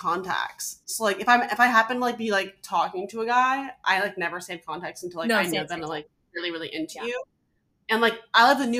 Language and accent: English; Alaska, United States; also born or lived in Denver; now in New York, United States; I'm from Alaska and I just was living in Denver.